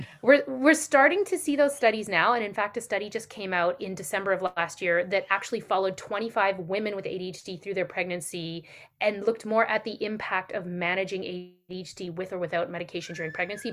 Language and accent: English; Canada; I'm Canadian